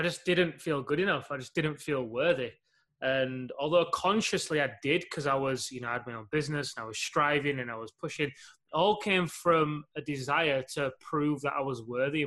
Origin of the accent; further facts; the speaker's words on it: Leeds, Yorkshire and the Humber, United Kingdom; UK, Leeds, a couple of hours north of your homeland